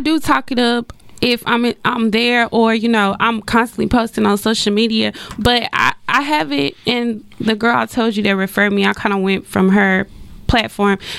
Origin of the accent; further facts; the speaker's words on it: Dallas, Texas, United States; also born or lived in Texarkana; I was born in Texarkana, but I was actually raised in Dallas